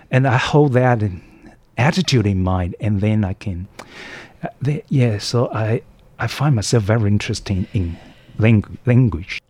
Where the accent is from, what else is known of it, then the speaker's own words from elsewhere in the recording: Taoyuan, Taiwan; English is a second language; moved away as an adult; now in Hualien, Taiwan; I'm a from Taoyuan actually